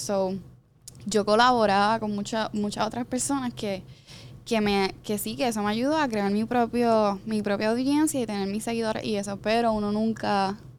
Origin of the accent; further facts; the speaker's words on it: San Sebastián, Puerto Rico; accent: arrastro la erre (Jíbara); now in Guaynabo, Puerto Rico; yo no soy ni de Guaynabo, yo soy de San Sebastián, soy Jibara, yo arrastro la eje